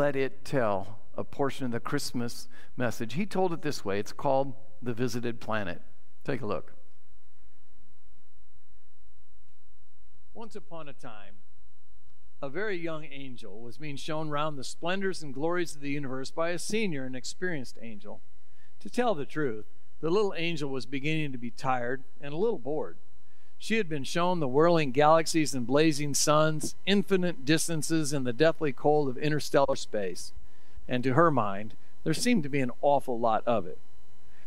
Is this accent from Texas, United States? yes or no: no; Iowa, United States; We're from Iowa